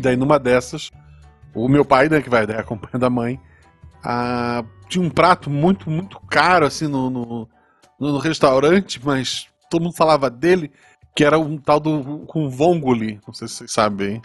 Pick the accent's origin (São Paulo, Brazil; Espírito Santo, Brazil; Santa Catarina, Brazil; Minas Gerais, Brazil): Santa Catarina, Brazil; Florianópolis; E cresci em Florianópolis